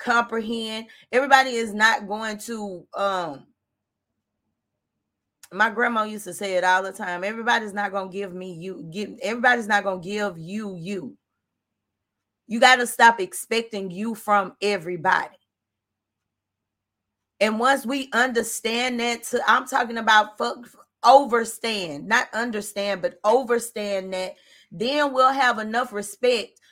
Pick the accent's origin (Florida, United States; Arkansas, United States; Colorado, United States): Arkansas, United States; I'm from Arkansas